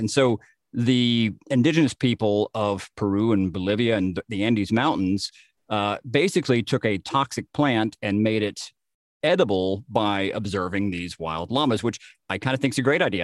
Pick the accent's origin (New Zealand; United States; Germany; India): Germany; being German